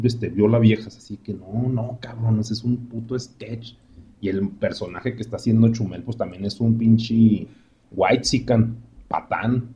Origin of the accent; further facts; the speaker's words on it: Mexico; como mexicanos